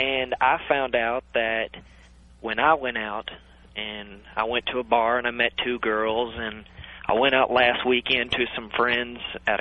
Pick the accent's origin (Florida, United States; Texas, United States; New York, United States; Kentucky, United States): Kentucky, United States; Louisville; I'm from Louisville, Kentucky